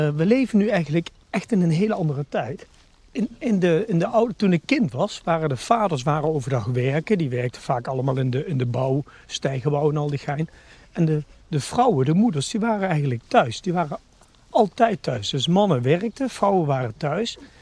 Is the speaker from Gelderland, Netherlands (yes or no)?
yes; Nijmegen, Gelderland, Netherlands; ik ben 51 jaar geboren en getogen Nijmegenaar.